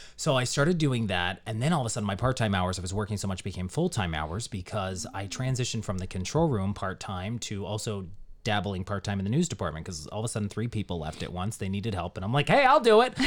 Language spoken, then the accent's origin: English; Johnstown, Pennsylvania, United States; moved away as an adult; now in Northeastern Pennsylvania, United States; I was born and raised in Johnstown, Pennsylvania, which is just outside of Pittsburgh, and I grew up there